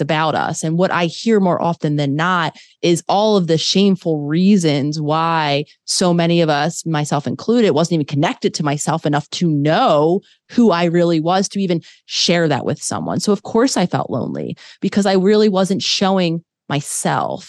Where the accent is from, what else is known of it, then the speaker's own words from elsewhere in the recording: Philadelphia, Pennsylvania, United States; moved away as an adult; also born or lived in New York / Los Angeles; I grew up in Philadelphia